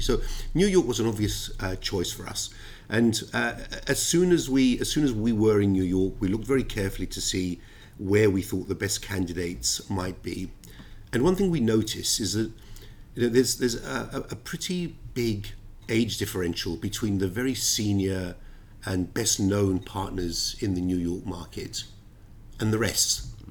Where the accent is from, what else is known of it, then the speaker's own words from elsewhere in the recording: London, United Kingdom; also born or lived in Cyprus; I was born in Cyprus, uh, I've always been a Londoner, and uh, the United Kingdom is very much my home